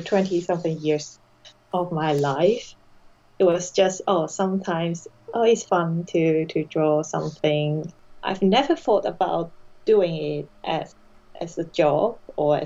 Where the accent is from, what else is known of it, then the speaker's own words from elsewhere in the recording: Hong Kong; English is a second language; moved away as an adult; now in United Kingdom; I had my education up to university level in Hong Kong